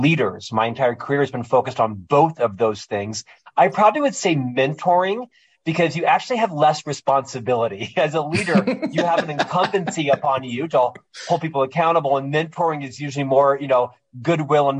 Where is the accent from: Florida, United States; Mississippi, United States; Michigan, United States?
Florida, United States; Orlando; moved away as an adult; now in Utah, United States; I'm from Orlando, Florida, originally. Born and raised there